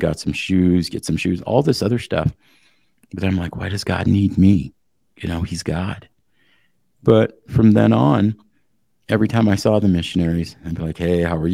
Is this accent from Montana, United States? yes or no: yes; Eastern Montana, United States; I come from Eastern Montana. We're hospitable people.